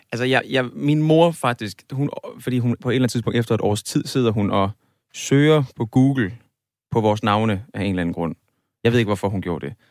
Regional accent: Aarhus, Central Denmark Region, Denmark; jeg kommer fra Aarhus.

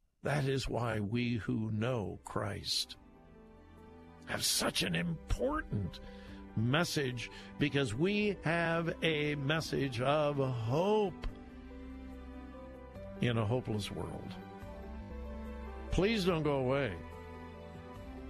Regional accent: Southern California, United States; I grew up in Southern California in the late 50s and the 60s when you could not breathe

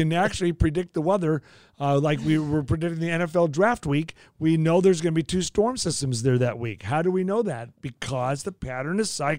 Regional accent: Los Angeles, California, United States; also born or lived in Oklahoma; now in Kansas City, United States; I'm from the Valley. I'm a Valley boy for sure.

